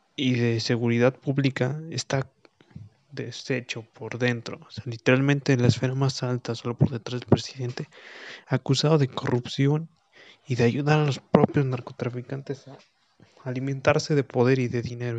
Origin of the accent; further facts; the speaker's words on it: Guanajuato, Mexico; mi ciudad natal y mi estado